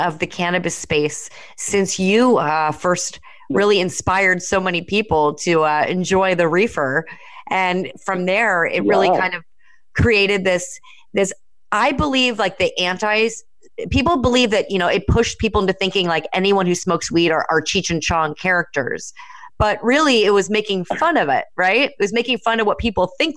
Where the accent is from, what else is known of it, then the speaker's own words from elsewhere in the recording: Los Angeles, California, United States; growing up in the Valley in Tarzana